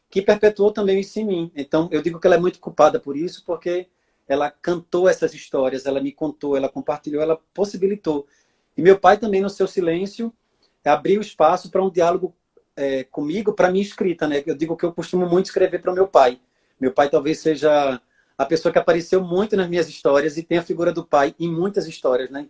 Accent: Orobó, Pernambuco, Brazil; born there; Eu nasci em Orobó, que é a terra da minha mãe, que é no Agreste de Pernambuco.

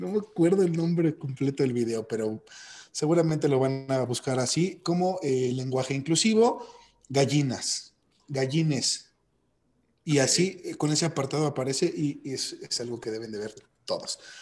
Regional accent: Mexico; como mexicanos

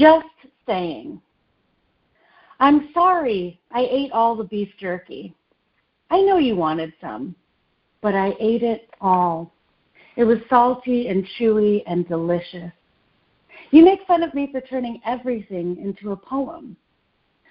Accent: Nashville, Tennessee, United States; also born or lived in Detroit, Michigan; I was born in the suburbs of Detroit and grew up in the suburbs of Nashville mostly, and also in the city of Nashville

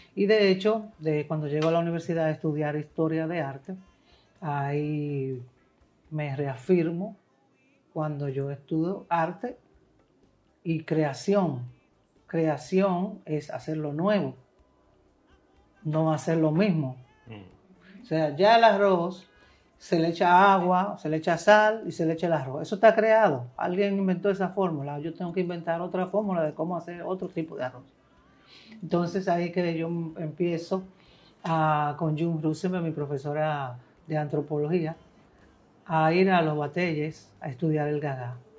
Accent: Montecristi, Monte Cristi, Dominican Republic; yo nací en Montecristi

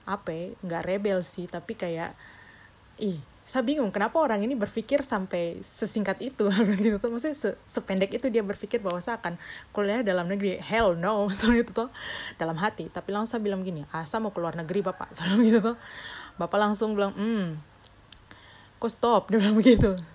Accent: Papua, Indonesia; karena saya mikir ah saya dari Papua jadi saya ada privilege untuk diterima begitu.

